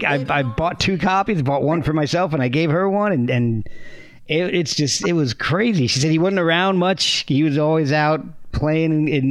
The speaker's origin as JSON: {"language": "English", "region": "East Coast", "country": "United States", "tie": "born or raised there", "also_born_or_lived": "Texas / New Jersey / Virginia / Alabama", "said": "And I grew up and down the East Coast. I was born in Texas, lived in New Jersey, Virginia. And I'm in Virginia again right now, but moved to Alabama for a decade or so."}